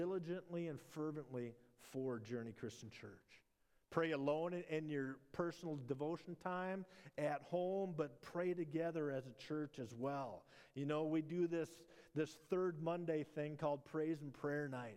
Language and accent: English; Minnesota, United States; born or raised there